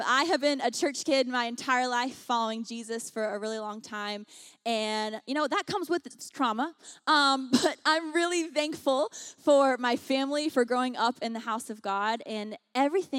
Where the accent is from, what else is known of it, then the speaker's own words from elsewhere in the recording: the South, United States; moved away as an adult; also born or lived in Washington, D.C.; now in Los Angeles, United States; I grew up on the dirty South